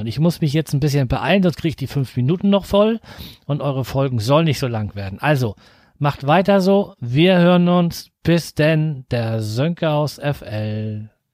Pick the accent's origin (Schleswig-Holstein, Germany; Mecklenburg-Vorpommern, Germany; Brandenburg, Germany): Schleswig-Holstein, Germany; near Flensburg; ich komme aus der Nähe von Flensburg